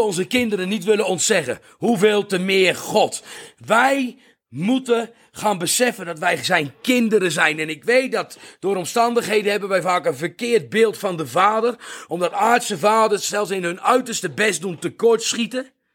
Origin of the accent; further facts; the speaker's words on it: Netherlands; now in South Africa; Ik ben een Nederlander